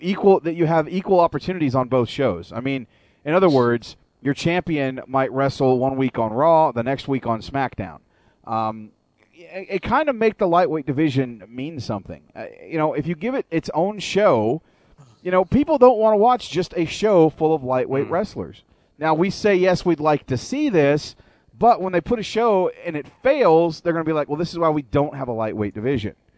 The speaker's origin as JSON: {"language": "English", "country": "United States", "said": "I'm still proudly American."}